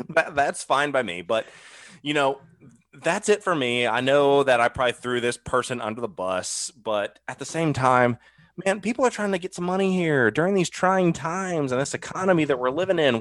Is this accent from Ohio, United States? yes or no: yes; Ohio, United States; I grew up in Ohio